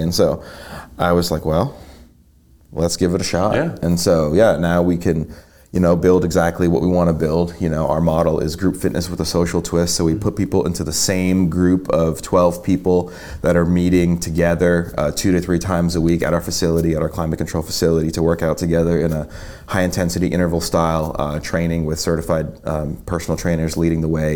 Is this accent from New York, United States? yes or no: yes; New York, United States; moved away as an adult; now in Chattanooga, United States; I'm originally from New York. I grew up there my entire life um, through high school, went off to college